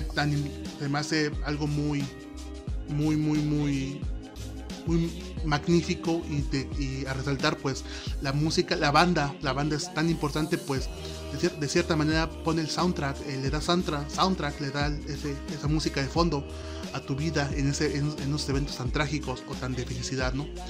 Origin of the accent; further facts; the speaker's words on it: Oaxaca, Mexico; also born or lived in San Andrés Solaga, Oaxaca; yo soy de Oaxaca, yo soy oaxaqueño y actualmente vivo en la Sierra Norte del estado de Oaxaca